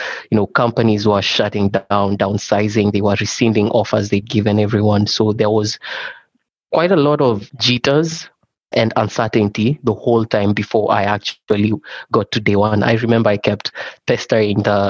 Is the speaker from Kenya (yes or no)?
yes; Kenya; moved away; I'm originally from Kenya